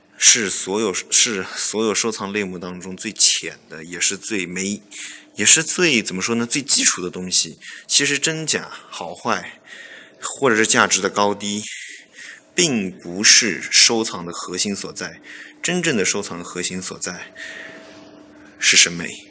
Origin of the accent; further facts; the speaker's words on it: Yunnan, China; also born or lived in Thailand; 像我是云南人哈，云南就有很多这个泰国餐馆，泰国的餐厅